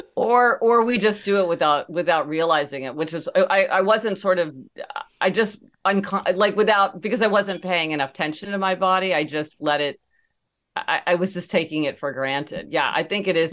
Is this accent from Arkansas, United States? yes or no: no; Kansas City, Missouri, United States; growing up in Kansas City, Missouri